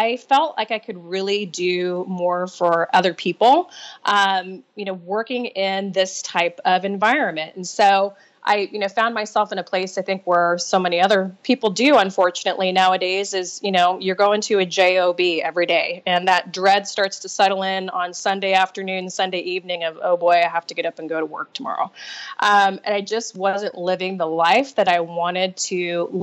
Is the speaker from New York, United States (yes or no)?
no; Nebraska, United States; moved away as an adult; now in California, United States; I grew up in Nebraska, small town girl